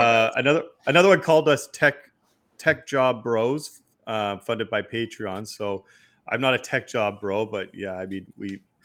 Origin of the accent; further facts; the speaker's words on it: Quebec, Canada; I was born in Quebec